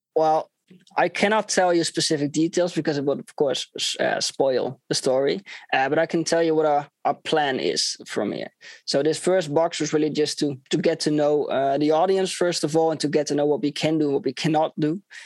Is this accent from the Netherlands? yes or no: yes; Netherlands; I'm from the Netherlands.